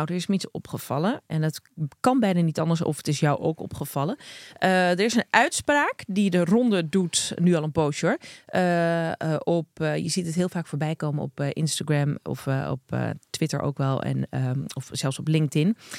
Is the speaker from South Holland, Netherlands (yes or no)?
no; Krommenie, North Holland, Netherlands; accent: Zaans; also born or lived in Amsterdam; Ik ben eh, geboren en getogen in Krommenie. En daar hebben ze ook gewoon een eigen accent.